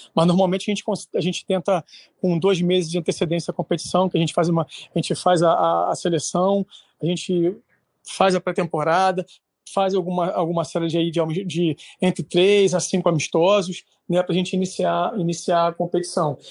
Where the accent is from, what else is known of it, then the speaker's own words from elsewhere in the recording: Rio de Janeiro, Brazil; moved away as an adult; now in Santo Antônio de Pádua, Brazil; eu sou do Rio de Janeiro, hoje estou morando em Pado